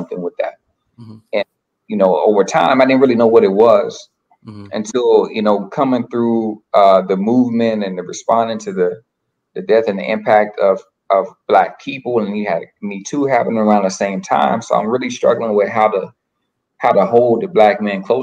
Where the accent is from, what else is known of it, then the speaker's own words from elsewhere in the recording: Little Rock, Arkansas, United States; moved away as an adult; now in Boston, United States; I'm from Little Rock, Arkansas. I live in Boston now. Been out here for 7 years.